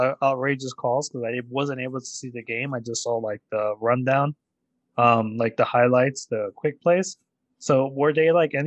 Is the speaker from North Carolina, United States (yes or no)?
no; New York City, New York, United States; I'm from Brooklyn